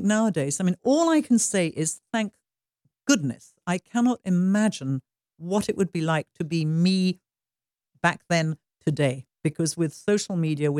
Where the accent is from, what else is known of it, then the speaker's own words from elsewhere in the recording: Stratford-upon-Avon, West Midlands, United Kingdom; moved away as an adult; now in United States; I would fly back from Hollywood to London and to Stratford-on-Avon, where my hometown is